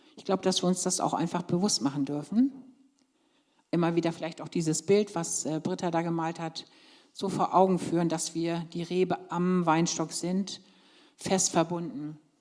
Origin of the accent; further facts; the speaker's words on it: Lower Saxony, Germany; moved away; ich komme ja ursprünglich aus Niedersachsen